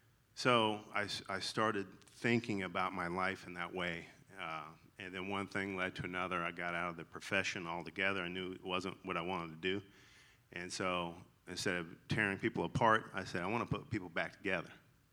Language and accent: English; the South, United States; accent: twang; So if you hear a twang in my voice, that's I'm legally allowed to say y'all, because I'm from the South.